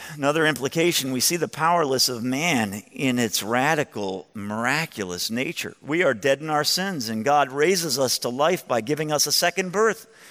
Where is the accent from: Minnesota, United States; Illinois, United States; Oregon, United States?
Illinois, United States; Chicago; I'm from Chicago, but I'm 56 years old